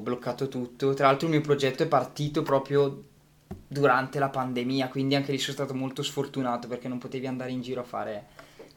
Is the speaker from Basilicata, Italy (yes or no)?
no; Gussago, Lombardy, Italy; a Gussago nel mio paese